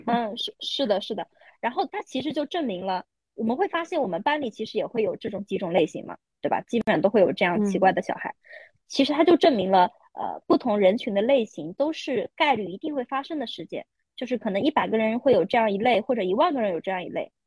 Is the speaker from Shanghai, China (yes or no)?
yes; Shanghai, China; 我是上海人